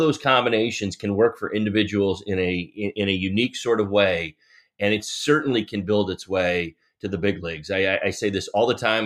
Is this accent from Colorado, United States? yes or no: no; New Jersey, United States; when I was a kid growing up in New Jersey